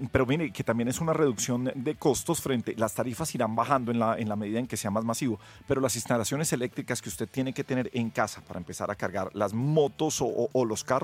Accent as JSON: {"language": "Spanish", "country": "Colombia", "said": "quienes tenemos el mayor peso en la sostenibilidad somos los colombianos común y corrientes."}